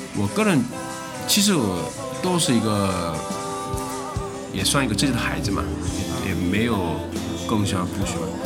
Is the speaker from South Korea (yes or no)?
yes; Busan, South Korea; Chinese is a second language; moved away as an adult; now in Shanghai, China; 我老家是韩国的釜山的